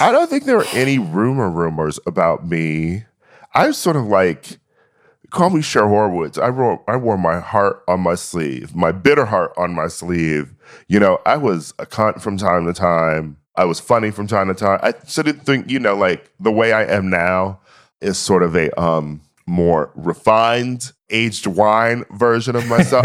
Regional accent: Milwaukee, Wisconsin, United States; I was born in Milwaukee in the Midwest

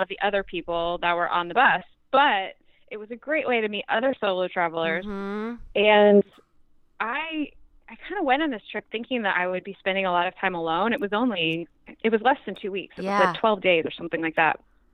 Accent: United States; also born or lived in Kansas / Oklahoma; I grew up in Kansas and Oklahoma

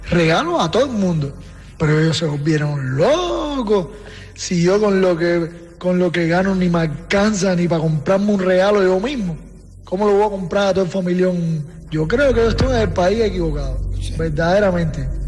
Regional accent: Cuba; moved away as an adult; now in United States; Resulta que llegué de Cuba hace poco

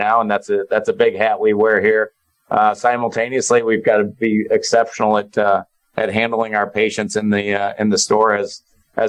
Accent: St. Louis, Missouri, United States; now in Kansas City, United States; We're born and raised in St. Louis. And I'm currently in Kansas City now and have been for the last 22 years

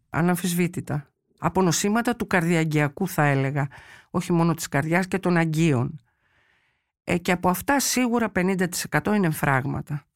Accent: Chalcis, Central Greece, Greece; εγώ είμαι από τη Χαλκίδα

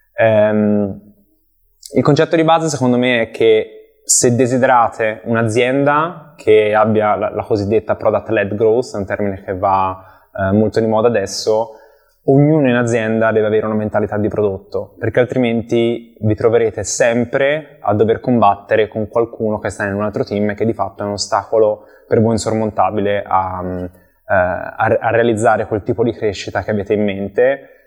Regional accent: Empoli, Tuscany, Italy; also born or lived in Milan; sono originario di Empoli, eh, in Toscana, dove cerco ancora di risiedere

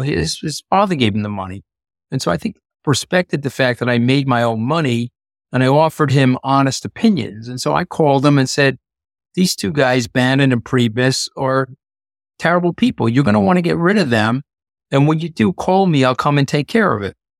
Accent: New York, United States; I'm a New Yorker

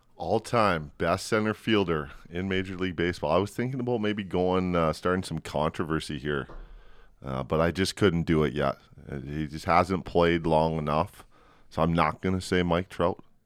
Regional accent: Edmonton and Calgary, Alberta, Canada; I grew up in Edmonton and Calgary

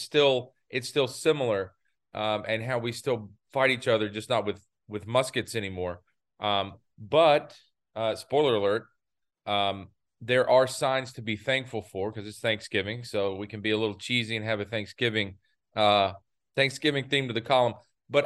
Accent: United States; right outside of my hometown in North South Carolina, right there on the state line.

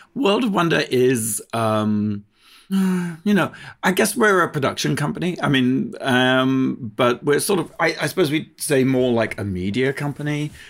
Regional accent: United Kingdom; moved away as an adult; now in United States; I'm a British, originally British

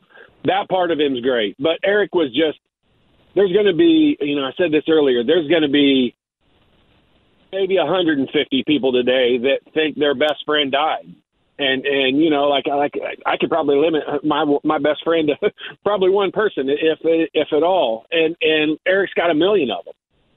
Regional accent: Indianapolis, Indiana, United States; I grew up in North Central's junior high elementary and junior high program

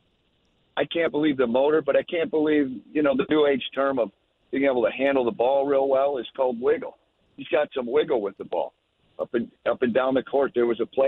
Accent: Clarkston, Michigan, United States; moved away; I was in the suburbs, the greater Detroit area

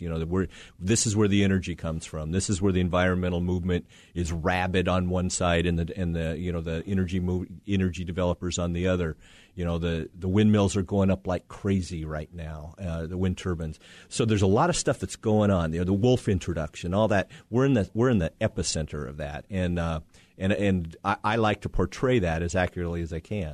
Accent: Casper, Wyoming, United States; also born or lived in Denver; I'm from Wyoming originally, born in Casper, Wyoming, um, grew up in Wyoming

